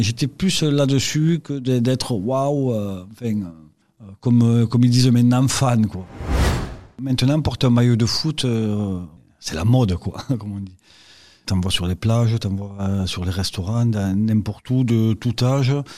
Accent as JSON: {"language": "French", "town": "Lavelanet", "region": "Occitania", "country": "France", "tie": "born or raised there", "also_born_or_lived": "Toulouse", "said": "Originaire de Lavelanet, donc pays d'Olme, euh, département l'Ariège"}